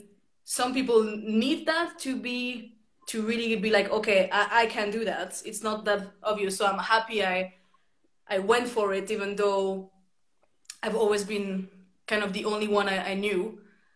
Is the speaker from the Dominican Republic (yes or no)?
no; Switzerland; moved away as an adult; also born or lived in London; I went back to Switzerland for a while because I'm from Switzerland